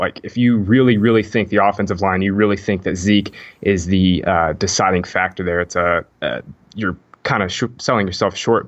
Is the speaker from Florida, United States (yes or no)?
yes; Jacksonville, Florida, United States; I'm from Jacksonville